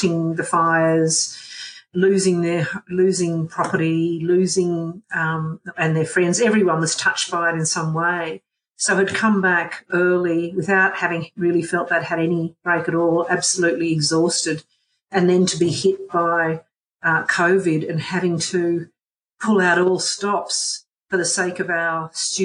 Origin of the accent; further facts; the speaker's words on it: Canberra, Australian Capital Territory, Australia; work in my hometown's university that is just there to support my hometown